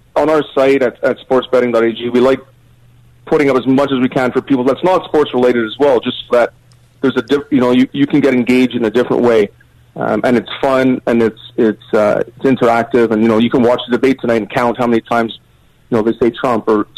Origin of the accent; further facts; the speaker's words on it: Canada; I'm from Canada